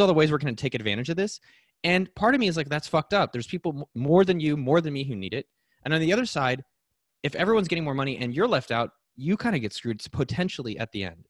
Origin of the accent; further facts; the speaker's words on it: Silicon Valley, California, United States; I was born in Silicon Valley